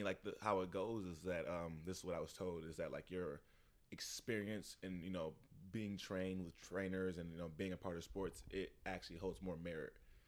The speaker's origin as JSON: {"language": "English", "town": "Detroit", "region": "Michigan", "country": "United States", "tie": "born or raised there", "moved": "as an adult", "lives_now": "Saint Clair Shores, United States", "said": "Born and raised Detroit."}